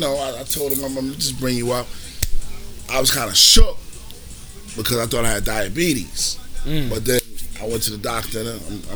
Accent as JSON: {"language": "English", "town": "Lawton", "region": "Oklahoma", "country": "United States", "said": "I'm from the 9 Block people. I'm from Lawton. I'm keeping a 100."}